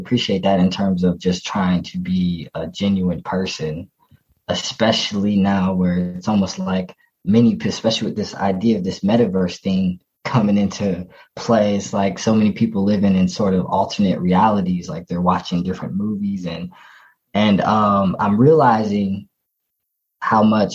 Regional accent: North Carolina, United States; where I'm from, North Carolina

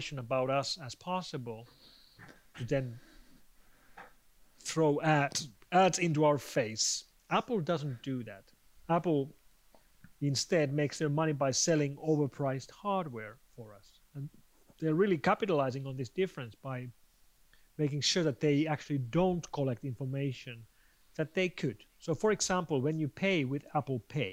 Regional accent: Finland; my home country of Finland

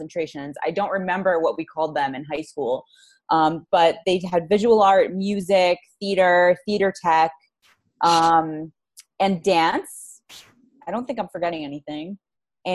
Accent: New York City, New York, United States; also born or lived in Los Angeles; I'm in Queens, New York, born and raised.

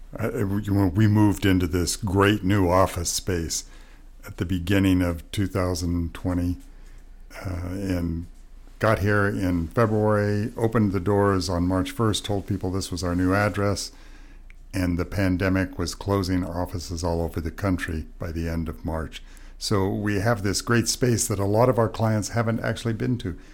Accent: Utah, United States; also born or lived in Montana; my home country in Montana and where I grew up in Utah

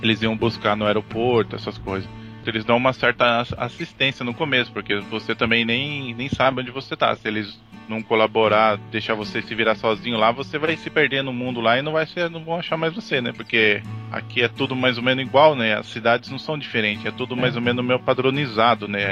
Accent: São Paulo, Brazil; moved away as an adult; now in Toyokawa, Japan; Eu sou natural de Itaquera

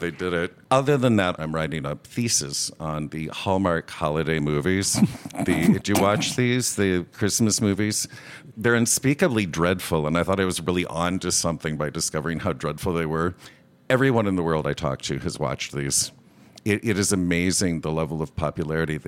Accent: DeKalb, Illinois, United States; I'm from DeKalb, Illinois

